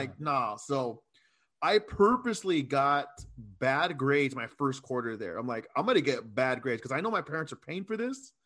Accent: Chula Vista, California, United States; also born or lived in Coronado / Texas; I was raised in Chula Vista

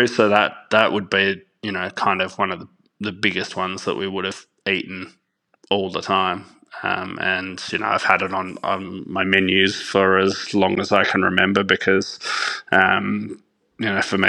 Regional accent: Perth, Western Australia, Australia; being a good little Italian family, we actually lived in one of the northern suburbs of Perth, and we lived next door to my nonna

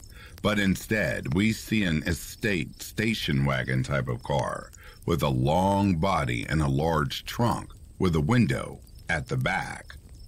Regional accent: Ohio, United States; I grew up in the Midwest, Ohio to be more specific. The town, village as we grew up calling it, was not large by any means, around 40 to 50 people at most.

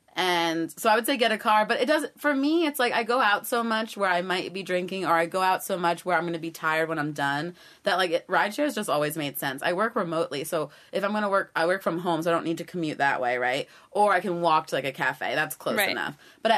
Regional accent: New York, United States; moved away as an adult; now in Austin, United States; as a New Yorker

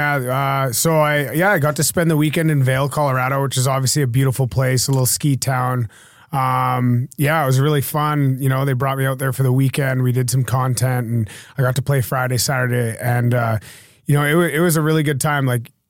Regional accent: West Coast, Canada; I'm from a different country. I'm from Canada, the west coast of Canada.

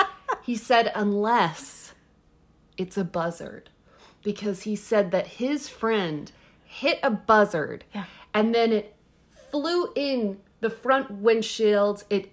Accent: Texas, United States; So I'm from Texas

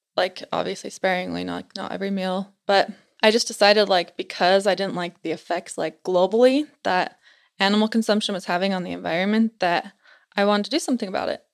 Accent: Utah Valley, United States; I'm from Utah, born and raised in Utah Valley

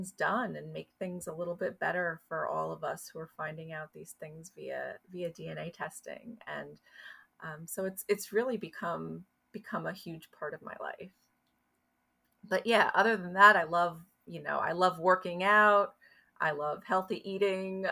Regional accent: New Jersey, United States; I live in New Jersey. I grew up in New Jersey.

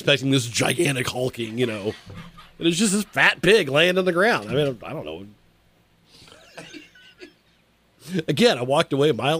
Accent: Kokomo, Indiana, United States; growing up in Howard County

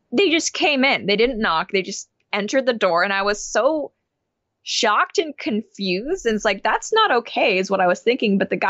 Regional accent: Hong Kong; because when I was growing up in Hong Kong, there was satellite, but we didn't have it.

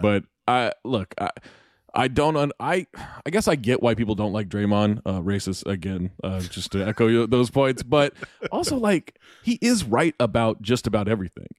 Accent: Sacramento, California, United States; I grew up in Sacramento

